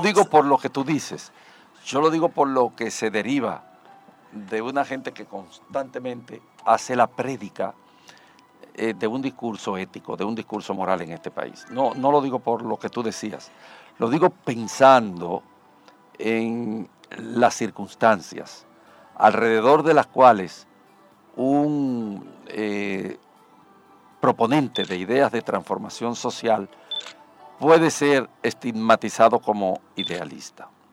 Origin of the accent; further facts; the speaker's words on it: Dominican Republic; no somos los dominicanos capaces de construir una sociedad decente